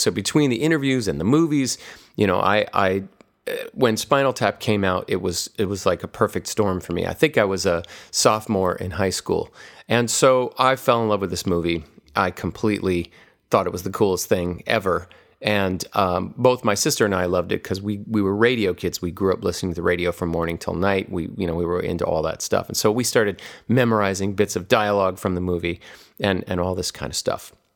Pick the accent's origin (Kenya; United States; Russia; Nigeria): United States; Hawaii; when I was a kid growing up in Hawaii